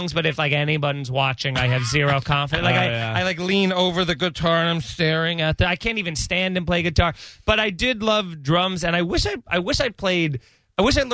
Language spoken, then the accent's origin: English; Long Island, New York, United States; I grew up in Long Island.